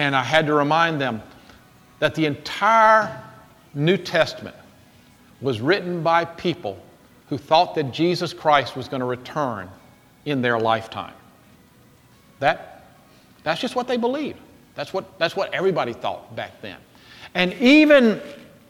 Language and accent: English; Jackson, United States; I was growing up in Jackson